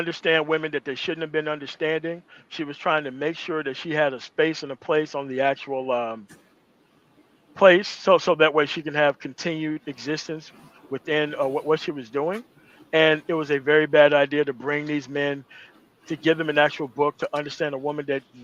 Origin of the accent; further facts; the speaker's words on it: United States; I'm not African-American. I am American. I was fucking born here